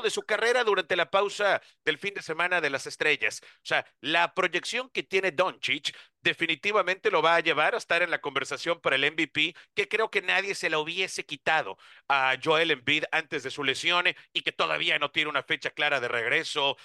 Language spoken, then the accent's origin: Spanish; Mexico; como mexicanos también nos emociona